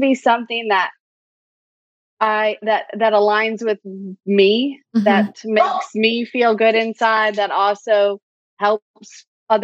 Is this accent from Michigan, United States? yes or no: yes; Michigan, United States; moved away as an adult; now in Nashville, United States; I live in Nashville, Tennessee. I am originally from Michigan, but I have officially been in Tennessee longer than I was in Michigan